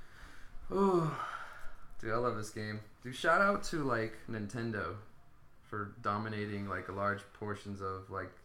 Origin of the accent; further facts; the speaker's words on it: Stockton, California, United States; growing up in Stockton